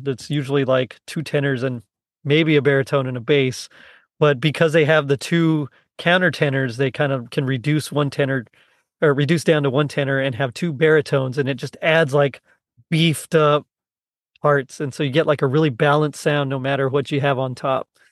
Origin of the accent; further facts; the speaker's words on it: South Texas, United States; I'm from the South Texas, where, like, I'm considered kinda tall